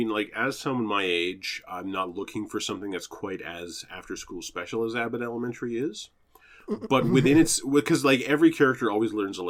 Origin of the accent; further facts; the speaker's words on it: Canada; As a Canadian, I think I'm excused.